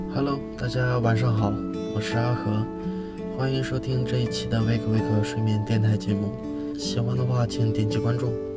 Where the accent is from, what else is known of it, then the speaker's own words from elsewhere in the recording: Northeast China, China; moved away; 在我老家东北